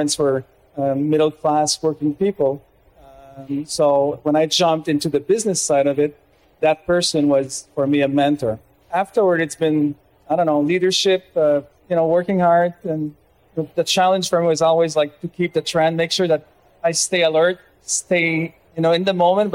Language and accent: English; Laval, Quebec, Canada; growing up in Laval